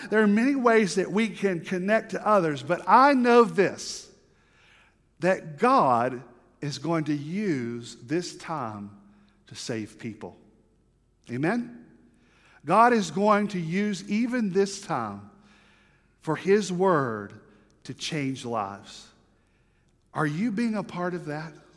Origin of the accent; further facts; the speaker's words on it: the South, United States; I'm from the South, and I'm Baptist